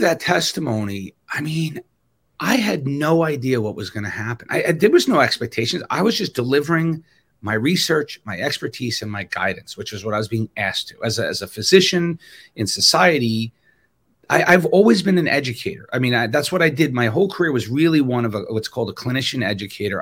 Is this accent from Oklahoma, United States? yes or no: no; New York, United States; moved away; also born or lived in Wisconsin; I'm from New York